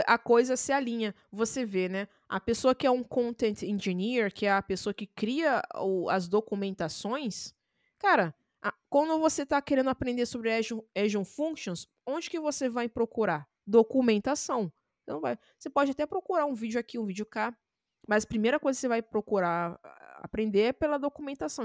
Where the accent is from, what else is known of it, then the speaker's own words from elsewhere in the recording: Rio de Janeiro, Brazil; Eu sou do Rio